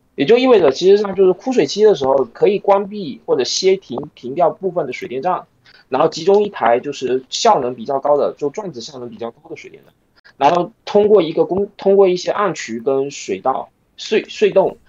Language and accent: Chinese; China; 我一个大陆人